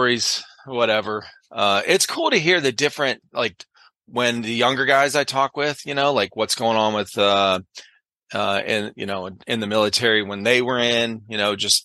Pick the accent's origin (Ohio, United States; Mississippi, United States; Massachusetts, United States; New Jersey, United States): Ohio, United States; Cleveland; growing up in the Cleveland area where I did